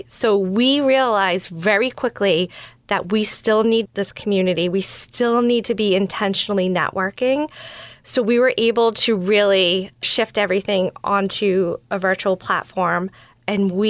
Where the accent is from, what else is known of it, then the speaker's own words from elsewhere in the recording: Georgetown, Massachusetts, United States; also born or lived in Salem, Massachusetts; I grew up in Georgetown, Massachusetts